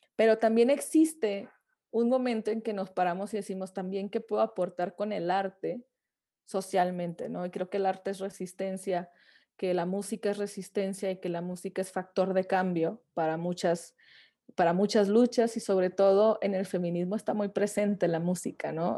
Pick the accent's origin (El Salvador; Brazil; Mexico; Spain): Mexico; Francisco I. Madero, Coahuila; also born or lived in Saltillo; now in Mexico City, Mexico; yo soy de Francisco y Madero, pero me fui a vivir a Saltillo para estudiar música